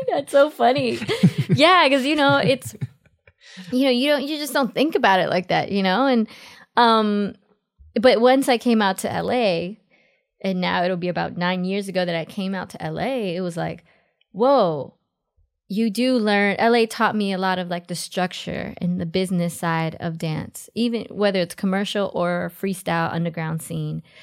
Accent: New York City, New York, United States; also born or lived in Los Angeles; I was born in Jackson Heights, Queens, New York

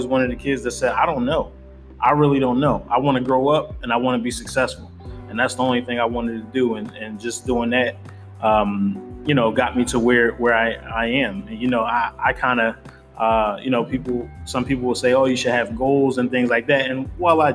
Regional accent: Philadelphia, Pennsylvania, United States; I'm born and raised in the city of Philadelphia. Yep, I grew up in Germantown and moved to Mount Airy.

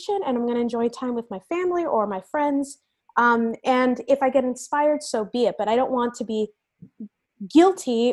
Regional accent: Venezuela; also born or lived in United States; now in San Francisco, United States; I told you guys that I immigrated to the United States from Venezuela. I have moved around the United States a number of times.

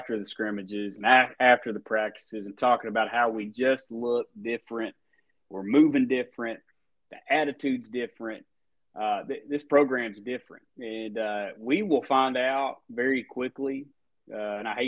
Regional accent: Jonesboro, Arkansas, United States; from my hometown of Jonesboro

